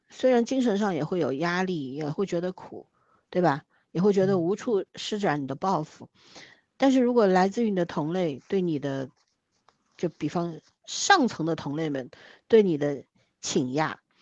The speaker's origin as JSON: {"language": "Chinese", "region": "Shanghai", "country": "China", "said": "我作为一个上海人"}